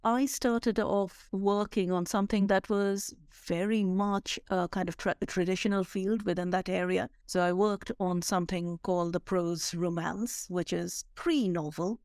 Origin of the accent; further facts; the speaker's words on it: India; moved away; I was born and brought up in India